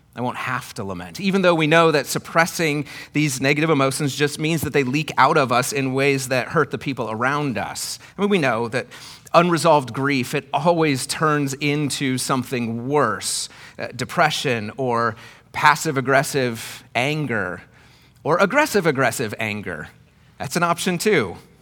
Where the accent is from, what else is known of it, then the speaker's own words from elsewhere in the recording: Iowa, United States; where I grew up in Iowa